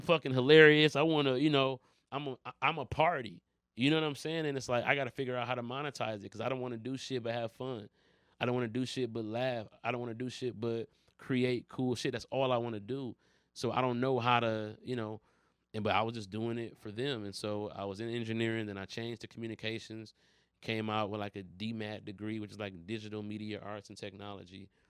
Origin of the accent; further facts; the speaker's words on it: Detroit, Michigan, United States; also born or lived in Los Angeles; I'm from Detroit